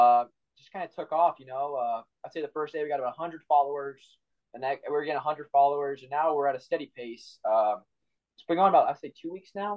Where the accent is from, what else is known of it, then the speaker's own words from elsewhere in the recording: Dallas, Texas, United States; We are from Dallas.